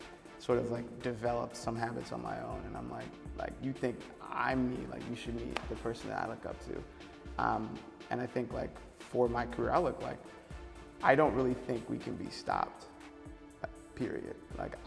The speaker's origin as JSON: {"language": "English", "region": "New Hampshire", "country": "United States", "tie": "born or raised there", "said": "I grew up in New Hampshire."}